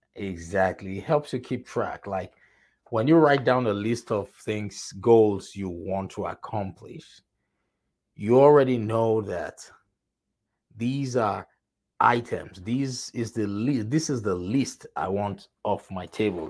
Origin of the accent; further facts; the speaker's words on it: Nigeria; moved away; I am originally from Nigeria.